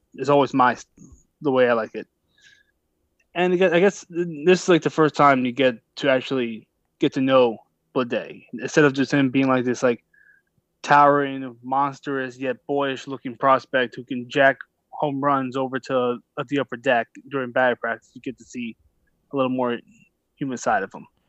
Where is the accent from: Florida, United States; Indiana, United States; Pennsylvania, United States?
Pennsylvania, United States; Philadelphia; I grew up in Philadelphia